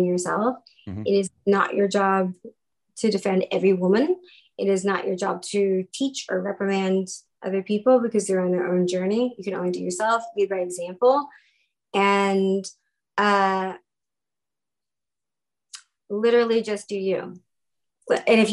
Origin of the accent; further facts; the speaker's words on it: Texas, United States; moved away; we're from Texas originally.